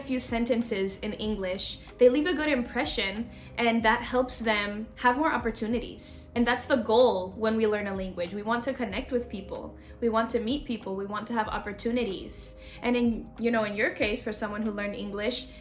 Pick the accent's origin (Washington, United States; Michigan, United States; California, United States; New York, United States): Washington, United States; Seattle; moved away as an adult; also born or lived in Seville, Spain; now in Spain; I'm from Seattle, Washington, from the north of the US